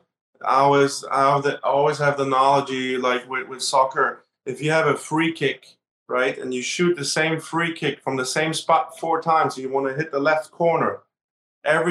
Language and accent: English; Berlin, Germany; now in United States; I grew up in Berlin and Germany, and I grew up in a high riser